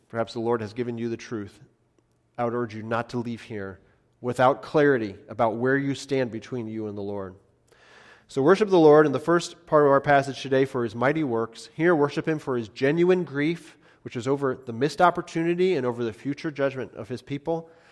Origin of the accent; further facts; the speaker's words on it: United States; as American Christians